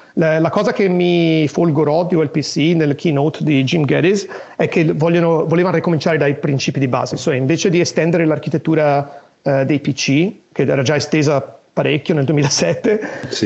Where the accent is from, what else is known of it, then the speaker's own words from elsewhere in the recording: Italy; moved away as an adult; also born or lived in United States / Tokyo, Japan; now in Los Angeles, United States; sono nato e cresciuto in Italia